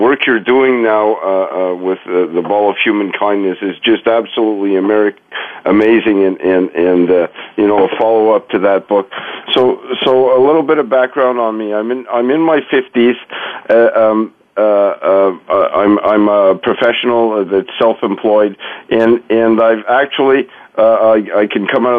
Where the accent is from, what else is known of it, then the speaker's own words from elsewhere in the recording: Montreal, Quebec, Canada; I grew up in Montreal